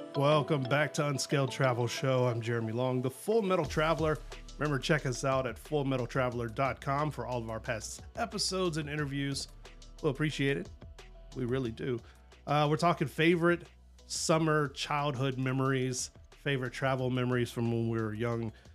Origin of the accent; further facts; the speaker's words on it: Southeast Texas, United States; we grew up in Southeast Texas, both of us